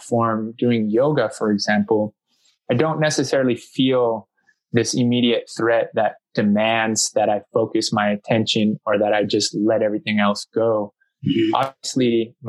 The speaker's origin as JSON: {"language": "English", "town": "San Diego", "region": "California", "country": "United States", "tie": "born or raised there", "said": "I'm born and raised in San Diego, California."}